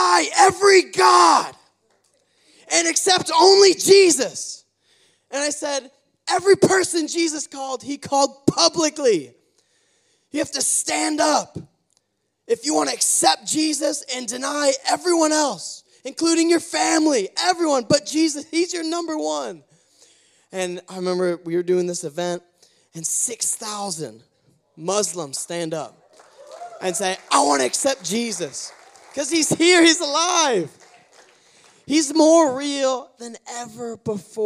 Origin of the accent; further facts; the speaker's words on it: United States; as an American